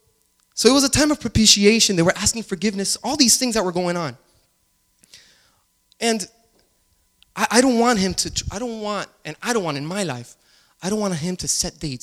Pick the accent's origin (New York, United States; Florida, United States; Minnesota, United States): Florida, United States; Miami; I grew up in Miami